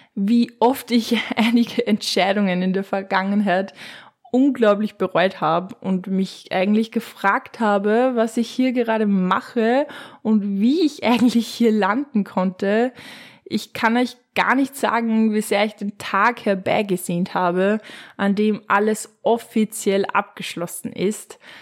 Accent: Upper Austria, Austria; wie man es bei uns in Oberösterreich in Mundort sagen würde

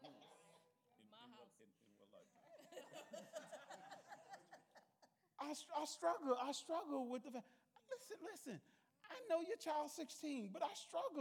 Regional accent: the South, United States; I was raised in the South

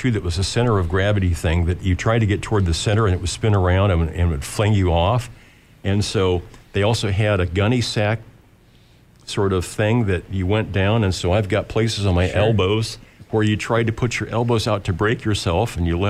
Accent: Lincoln, Nebraska, United States; I grew up here in South Lincoln

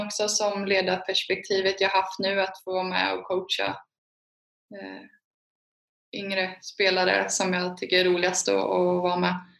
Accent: Alingsås, Västra Götaland, Sweden; jag är från Alingsås. Det är en handbollsstad

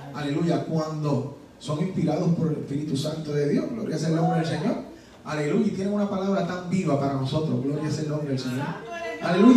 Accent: Puerto Rico; now in Georgia, United States; soy puertorriqueño

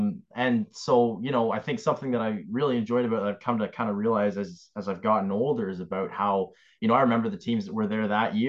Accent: Kingston, Ontario, Canada; I grew up in Kingston

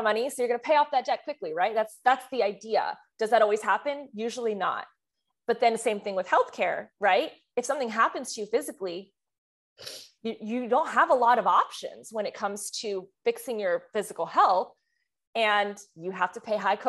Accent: France; moved away; I'm from France

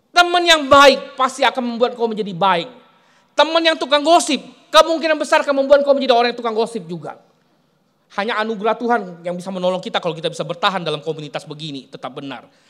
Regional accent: Palembang, South Sumatra, Indonesia; moved away as an adult; saya selesai SMA, saya harus pergi, tinggalkan kota Palembang, saya bilang. Saya harus tinggalkan uh, kampung halaman saya.

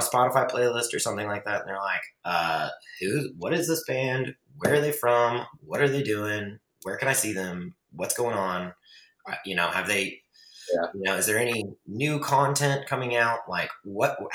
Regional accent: Fort Worth, Texas, United States; in Fort Worth, which is my hometown

